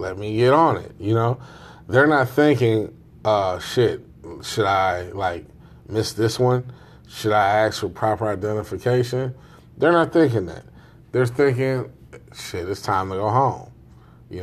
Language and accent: English; Chicago, Illinois, United States; I'm from Chicago